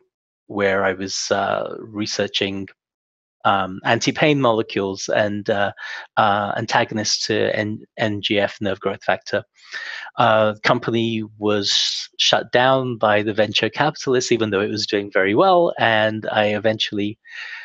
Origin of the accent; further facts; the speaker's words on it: England, United Kingdom; moved away as an adult; also born or lived in Heidelberg, Germany; now in Montreal, Canada; I grew up in England and did my undergraduate at Cambridge